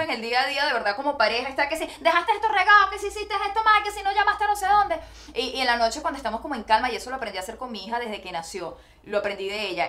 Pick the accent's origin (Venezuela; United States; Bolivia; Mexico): Venezuela; moved away as an adult; como decimos en Venezuela